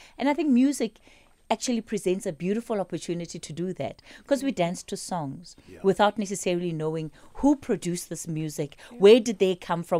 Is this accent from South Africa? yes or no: yes; South Africa; And the minute I say I'm South African and you're from Kenya, then there's an automatic othering that comes in.